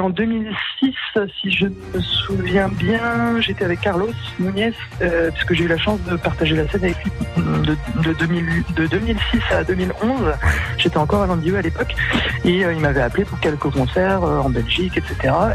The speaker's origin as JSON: {"language": "French", "town": "Landerneau", "region": "Brittany", "country": "France", "tie": "born or raised there", "said": "j'ai grandi à Landerneau"}